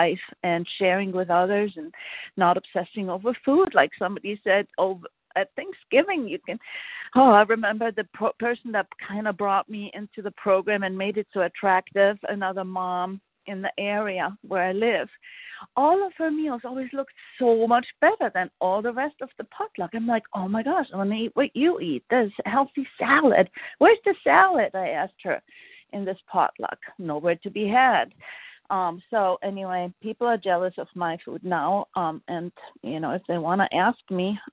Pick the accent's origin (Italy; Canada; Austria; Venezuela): Austria; now in Vermont, United States; I'm from Austria